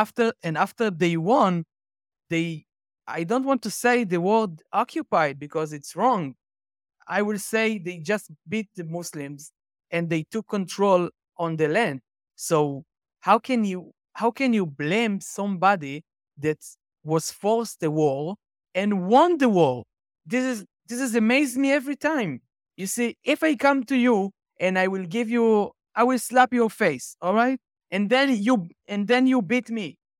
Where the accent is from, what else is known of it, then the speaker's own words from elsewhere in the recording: Haifa, Haifa District, Israel; I live in Haifa, in the north of Israel